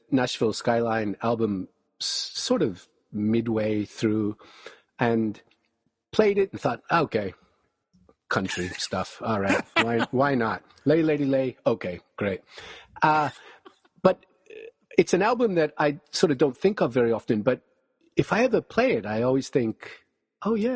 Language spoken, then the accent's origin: English; small city near Kelowna, British Columbia, Canada; Kelowna is 30 minutes down the highway from my hometown